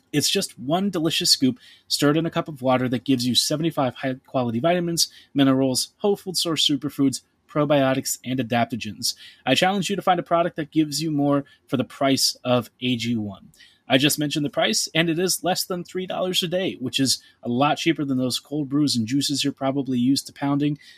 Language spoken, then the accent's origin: English; Baltimore, Maryland, United States; I come from Baltimore